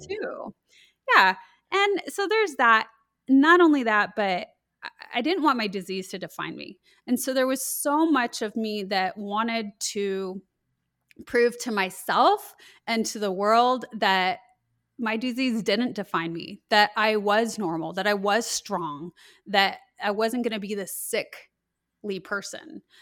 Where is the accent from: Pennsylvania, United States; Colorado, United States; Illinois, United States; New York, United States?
Colorado, United States; I grew up in Colorado, and so I experienced when I was in high school the Columbine school shootings